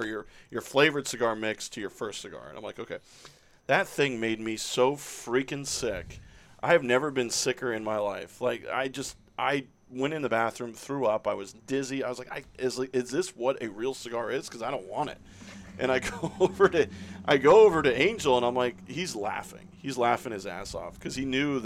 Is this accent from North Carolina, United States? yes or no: no; Orlando, Florida, United States; I grew up in Orlando